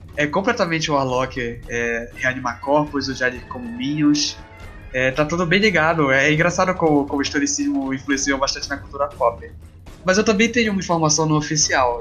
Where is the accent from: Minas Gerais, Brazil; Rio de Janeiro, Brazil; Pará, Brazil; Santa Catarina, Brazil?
Pará, Brazil; sou brasileiro, sou paraense, como a maioria que estamos aqui